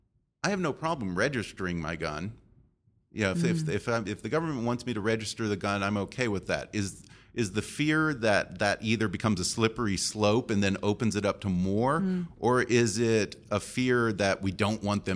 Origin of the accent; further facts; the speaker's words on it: Texas, United States; I'm from Texas originally.